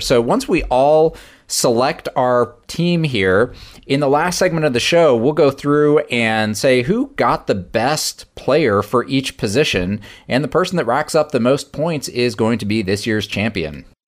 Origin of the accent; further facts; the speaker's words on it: outside of the Detroit area, Michigan, United States; where I grew up outside of the Detroit area